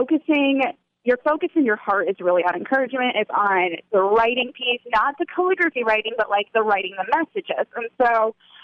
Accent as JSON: {"language": "English", "region": "Indiana", "country": "United States", "said": "I'm sitting by the cornfields"}